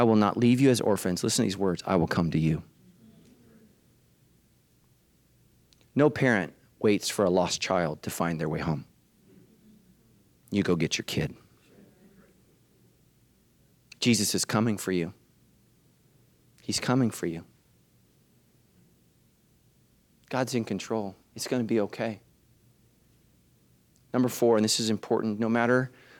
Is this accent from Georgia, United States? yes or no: no; California, United States; as a Californian, I was like, well. Okay. I'm from California